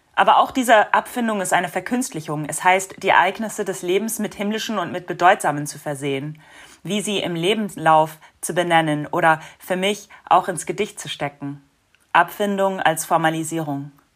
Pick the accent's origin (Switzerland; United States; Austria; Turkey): United States; now in Berlin, Germany; in den Vereinigten Staaten, wo ich groß geworden bin